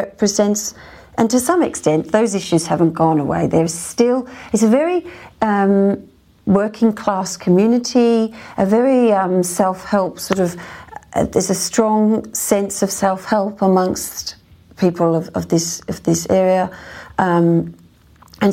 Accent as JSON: {"language": "English", "country": "Australia", "moved": "yes", "lives_now": "United Kingdom", "said": "being an Australian"}